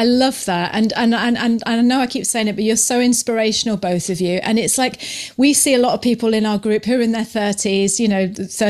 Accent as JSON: {"language": "English", "country": "Canada", "said": "I've got to say this, being a Canadian, and it's obvious that you love Canada."}